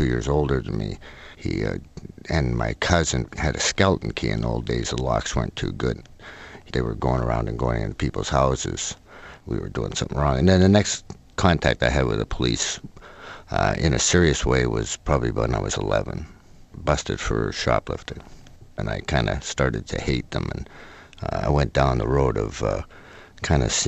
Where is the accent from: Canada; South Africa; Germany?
Canada; Oak Bay, British Columbia; I was brought up in Oak Bay, which is a sort of upper middle class neighborhood